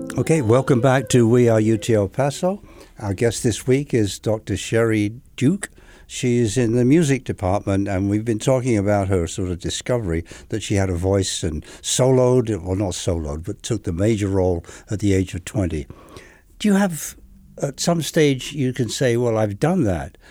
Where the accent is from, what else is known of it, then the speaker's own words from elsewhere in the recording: England, United Kingdom; moved away; I'm from England